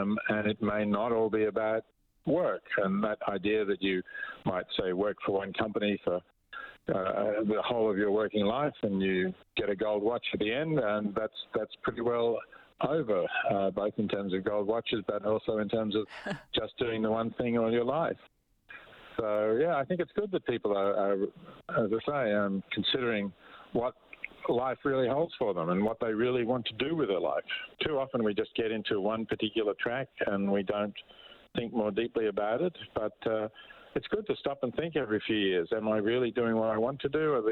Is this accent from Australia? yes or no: yes; Australia; accent: Australian; As you can perhaps tell from my accent, I'm Australian